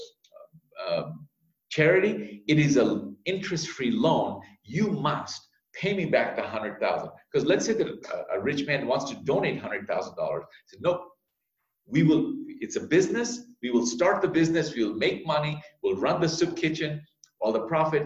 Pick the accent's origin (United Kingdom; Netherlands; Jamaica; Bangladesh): Bangladesh; now in United States; Bangladesh, my home country.